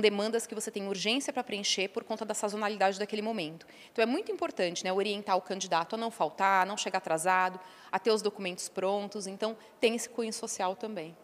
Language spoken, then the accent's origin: Portuguese; São Paulo, Brazil; Eu sou de São Paulo mesma, né, nasci aqui, estudei, morei um tempo fora é, eh, para estudar idioma, mas sou de São Paulo, natural